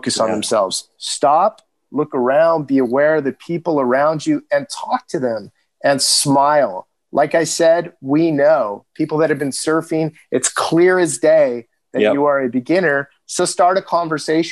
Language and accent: English; Southern California, United States; growing up in Southern California